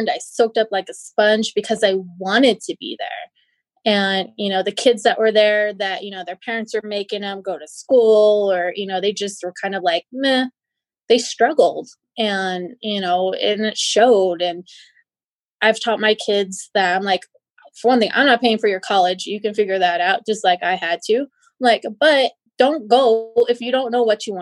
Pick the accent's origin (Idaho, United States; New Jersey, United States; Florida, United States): Idaho, United States; Twin Falls; I'm from Twin Falls, Idaho. So it's southern Idaho.